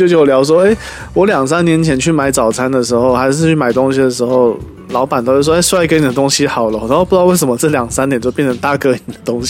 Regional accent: Tainan, Taiwan; also born or lived in Kaohsiung; 回到我的故乡台南

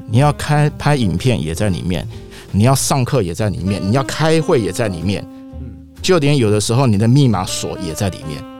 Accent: Taiwan; 我们台湾人

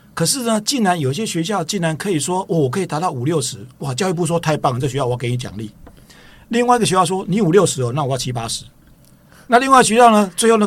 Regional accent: Tainan, Taiwan; 我本身是台南人哦

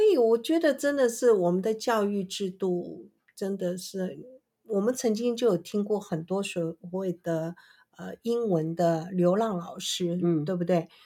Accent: Taiwan; 我们台湾人对于会讲英文的人就特别礼遇

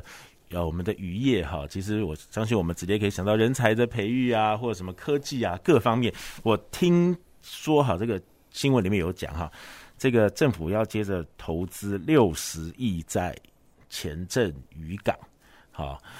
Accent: Kaohsiung, Taiwan; 我们高雄人

